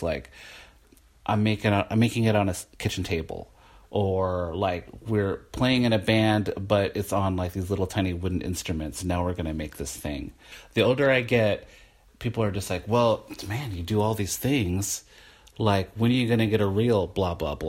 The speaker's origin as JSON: {"language": "English", "town": "Portland", "region": "Oregon", "country": "United States", "tie": "born or raised there", "also_born_or_lived": "Olympia, Washington", "said": "I have grew up in Portland"}